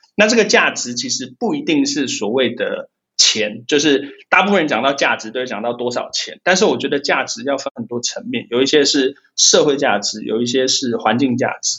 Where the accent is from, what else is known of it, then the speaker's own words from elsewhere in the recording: Taiwan; also born or lived in United Kingdom; 我们台湾人